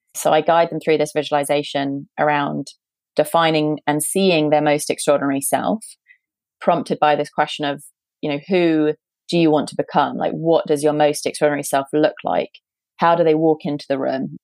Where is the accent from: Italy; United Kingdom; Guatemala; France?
United Kingdom; accent: British; also born or lived in San Francisco; based in, as you might be able to tell from my accent, based in the UK